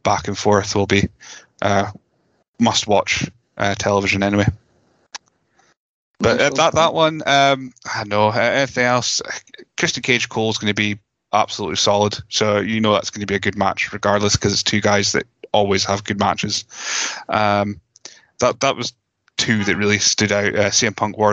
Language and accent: English; Scotland, United Kingdom; We're Scottish